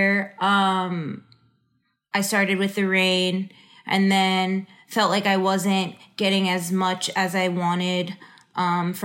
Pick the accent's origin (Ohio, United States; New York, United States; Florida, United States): New York, United States; also born or lived in Houston; now in Los Angeles, United States; get closer to home and play on the East Coast because I'm from New York